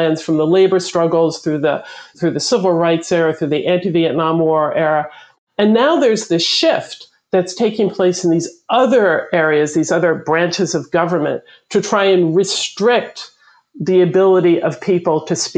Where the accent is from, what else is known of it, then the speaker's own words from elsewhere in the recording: United States; we as a people, as the American people